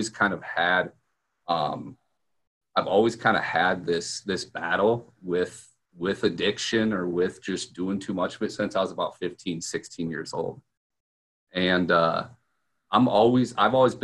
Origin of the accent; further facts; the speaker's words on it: Sioux Falls, South Dakota, United States; I'm from Sioux Falls, South Dakota, basically the middle of nowhere, flyover country